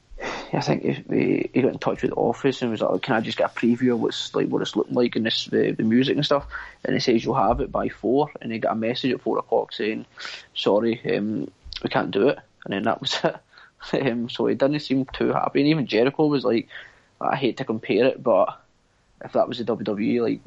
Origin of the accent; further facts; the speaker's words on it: United Kingdom; we're all British.